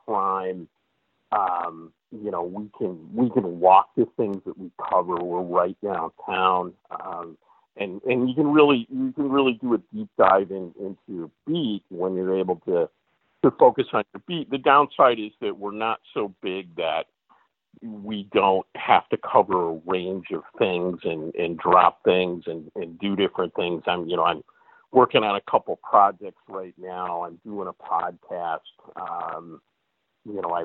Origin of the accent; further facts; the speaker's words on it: Chicago, Illinois, United States; moved away as an adult; also born or lived in Syracuse, New York / Binghamton, New York; now in Green Bay, United States; I grew up in the suburbs of Chicago